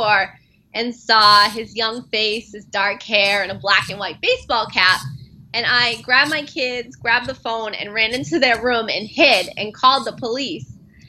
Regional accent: United States; being an American growing up

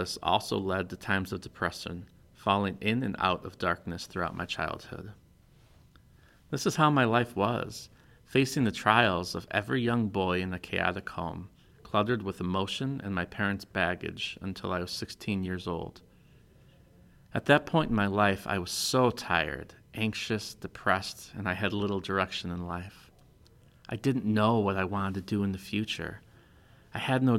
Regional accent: Des Plaines, Illinois, United States; also born or lived in Yorkville, Illinois; I grew up in Des Plaines, Illinois, in a broken home

